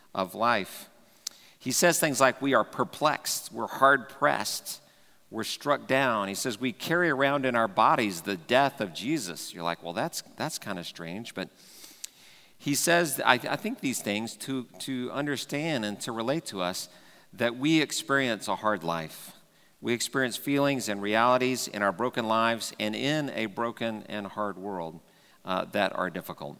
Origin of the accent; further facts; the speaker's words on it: Dallas, Texas, United States; growing up in Texas, and Texas is kind of the belt buckle, claim that sometimes, or Dallas especially, where I grew up